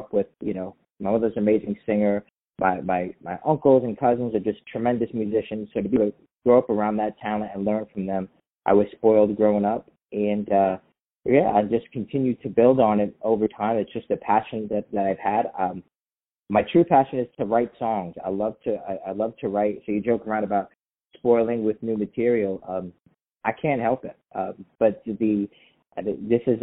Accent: New York City, New York, United States; also born or lived in Pennsylvania; now in Seattle, United States; I'm born and raised in Staten Island, New York

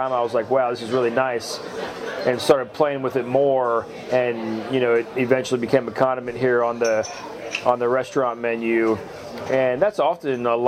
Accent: West Virginia, United States; now in Nashville, United States; I grew up in a small town in West Virginia

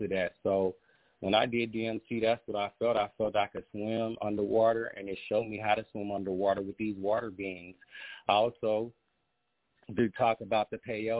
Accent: Ohio, United States; I was born in Ohio

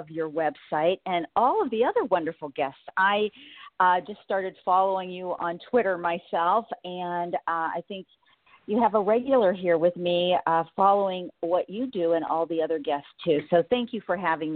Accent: Ohio, United States; also born or lived in Florida; I am a Midwest kind of farm girl

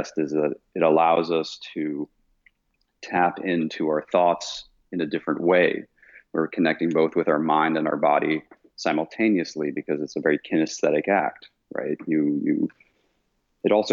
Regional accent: Vienna, Austria; moved away as an adult; I was born and raised in Vienna, Austria. So I left Austria when I was 18 to go study

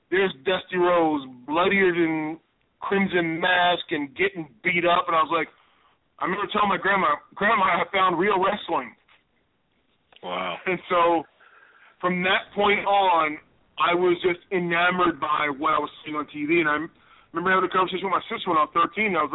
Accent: Chicago, Illinois, United States; choose where you're from, and that's I, I I'm not I wasn't lucky enough to be born in Chicago, but I'm from Chicago.

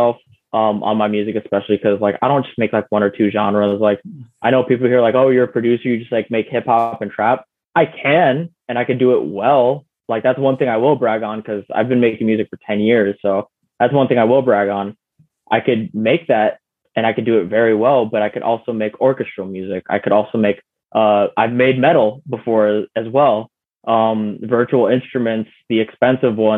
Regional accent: Chicago, Illinois, United States; there was a Giordano's right by my house where I grew up, in Logan Square

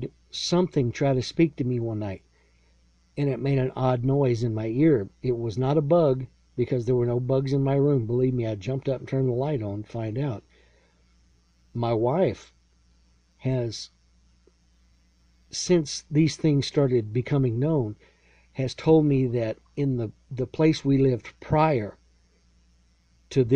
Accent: Lexington, Texas, United States; I was born in Central Texas, raised in a small town called Lexington

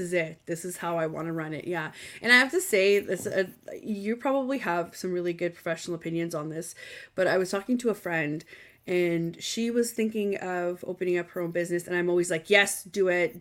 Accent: Canada; I am Canadian

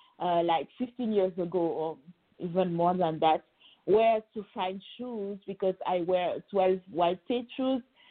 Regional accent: Senegal; moved away as an adult; now in Paris, France; I actually was born and raised in Senegal, West Africa, and I arrived in France when I was 18 to study law

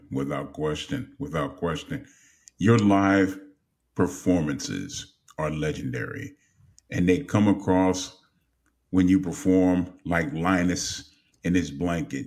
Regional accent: Los Angeles, California, United States; growing up in Los Angeles

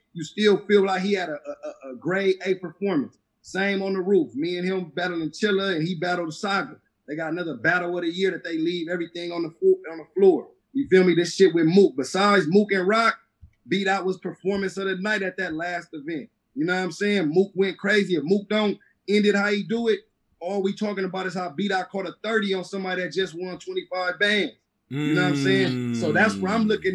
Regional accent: the West, West Coast, United States; I'm from the West

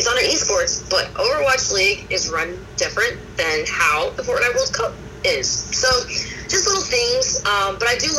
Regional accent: Abington, Pennsylvania, United States; I was born in Abington, Pennsylvania.

